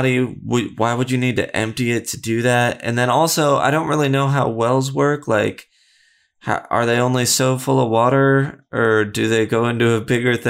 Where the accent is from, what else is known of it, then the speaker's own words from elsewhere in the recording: United States; I'm an American